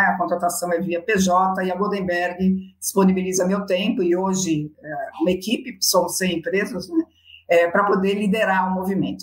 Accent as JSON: {"language": "Portuguese", "country": "Brazil"}